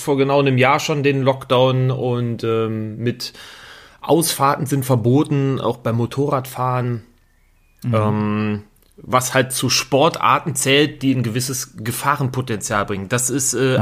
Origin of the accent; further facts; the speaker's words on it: Rhineland, Germany; now in Bavaria, Germany; ich bin ja auch Rheinländer eigentlich in Bayern